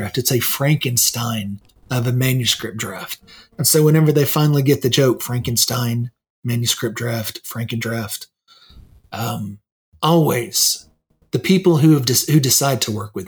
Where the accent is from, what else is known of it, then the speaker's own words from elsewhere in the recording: United States; I'm an American too